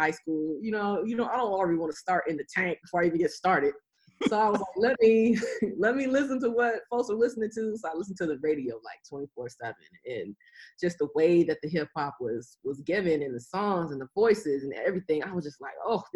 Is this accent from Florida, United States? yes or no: no; right outside of Atlanta, Georgia, United States; also born or lived in Albany, Georgia; growing up in Georgia, right outside of Atlanta